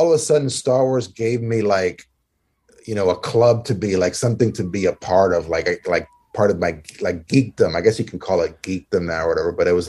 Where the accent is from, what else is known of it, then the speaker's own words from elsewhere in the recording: Maryland, United States; I grew up here in Maryland